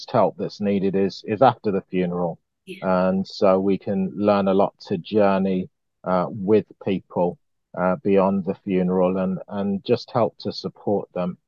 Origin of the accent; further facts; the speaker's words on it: Birmingham, West Midlands, United Kingdom; I am a Brummie, a very proud Brummie